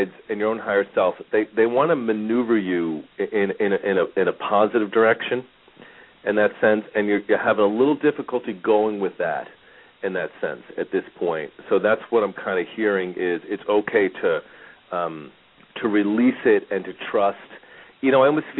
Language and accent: English; Bethpage, New York, United States; accent: New Yorker; moved away as an adult; now in Phoenix, United States; I grew up in Bethpage, Massapequa area. So I was kind of in the middle of the island. A lot of times people still hear the New Yorker in me, I guess, even though I've been in Phoenix for 20 years